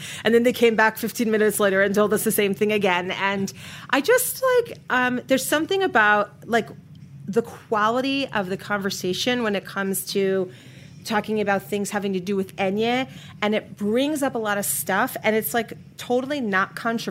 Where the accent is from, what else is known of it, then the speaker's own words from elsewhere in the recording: New York, United States; moved away as an adult; also born or lived in Miami, United States; now in Denver, United States; I live in Denver, Colorado, with my family, but I am a native New Yorker, and you know what they say, you can take the girl out of New York, but you can't take the New York out of the girl.